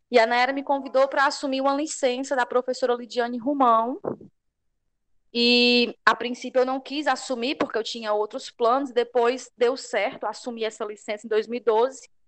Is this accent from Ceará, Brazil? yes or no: yes; Banabuiú, Ceará, Brazil; Eu sou a professora … Sou de Banabuiú